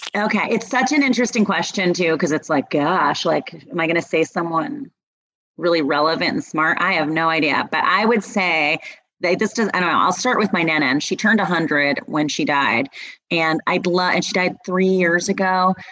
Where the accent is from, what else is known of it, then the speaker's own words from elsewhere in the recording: Philadelphia, Pennsylvania, United States; moved away; I'm from Philadelphia